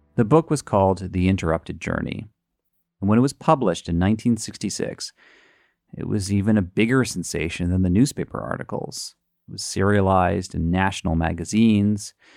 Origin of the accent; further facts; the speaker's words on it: New England, United States; I'm from New England